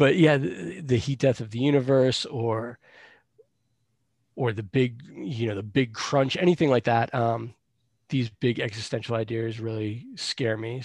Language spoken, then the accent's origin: English; Boston, Massachusetts, United States; also born or lived in Salem, Massachusetts; I grew up around Boston, so I was always on the trains and the buses